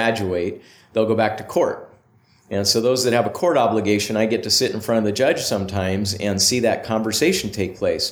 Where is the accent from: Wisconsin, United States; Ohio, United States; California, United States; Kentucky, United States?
California, United States; Bay Area; moved away as an adult; also born or lived in Ventura, California; now in Utah, United States; I grew up mostly in the Bay Area.